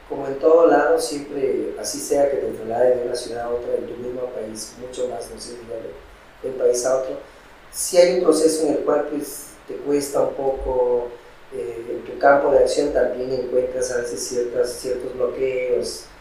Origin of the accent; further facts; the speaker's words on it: Piura, Peru; now in Cuenca, Ecuador; Perfecto, soy de Piura, que es una ciudad eh, ubicada en la costa norte del país, muy cerca de Ecuador esa es mi, ciudad de origen.